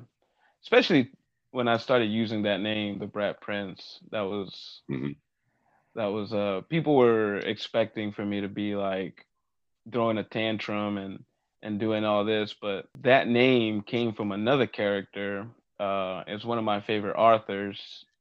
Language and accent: English; Cali, Valle del Cauca, Colombia; also born or lived in Virginia, United States; now in United States; I was born in Cali, Colombia, but I was trained here in America. I was trained at PWA, Yorktown, Virginia.